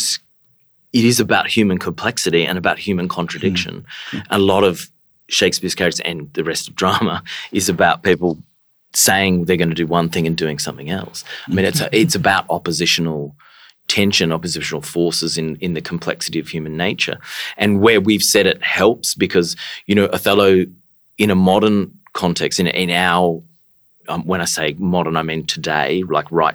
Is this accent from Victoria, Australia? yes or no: no; Far North Queensland, Australia; growing up in Far North Queensland